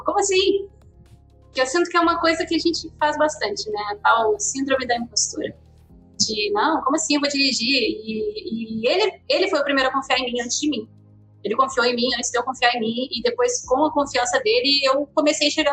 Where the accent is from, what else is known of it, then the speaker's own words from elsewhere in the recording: Rio Grande do Sul, Brazil; moved away as an adult; now in Rio de Janeiro, Brazil; sou do Rio Grande do Sul, eu vim morar no Rio de Janeiro para trabalhar com animação